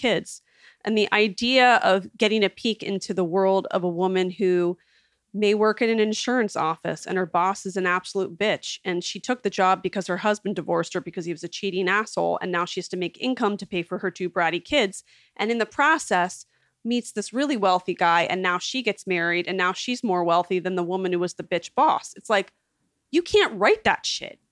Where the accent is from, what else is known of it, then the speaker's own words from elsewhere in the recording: West Chester, Pennsylvania, United States; also born or lived in Hershey, Pennsylvania; I'm from suburban Philadelphia, a town called Westchester. I went to boarding school in Hershey, Pennsylvania